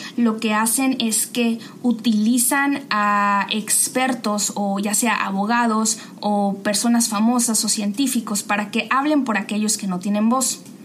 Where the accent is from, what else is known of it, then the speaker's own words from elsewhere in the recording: Mexico; moved away as an adult; also born or lived in Massachusetts, United States; now in United States; yo soy de México, fui criada en una familia de clase trabajadora